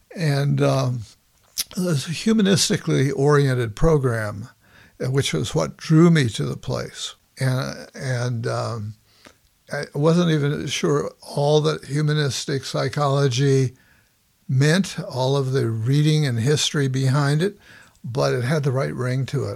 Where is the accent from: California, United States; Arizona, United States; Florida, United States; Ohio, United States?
California, United States; Los Angeles; now in Bay Area, United States; I grew up in Los Angeles